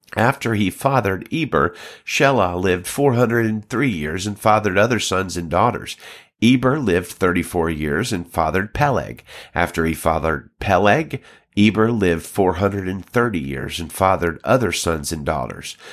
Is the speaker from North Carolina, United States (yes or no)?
no; Alabama, United States; now in California, United States; I'm pastoring in California right now, but I grew up in Alabama